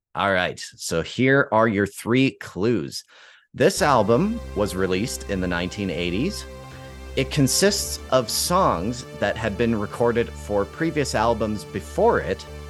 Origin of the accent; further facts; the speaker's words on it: Calgary, Alberta, Canada; here in my hometown of Calgary